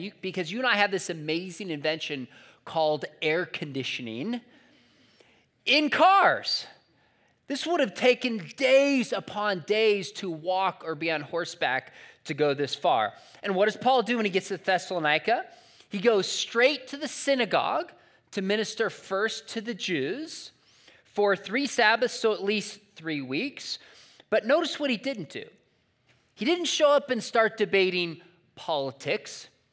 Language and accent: English; San Juan Capistrano, California, United States; my hometown of San Juan Capistrano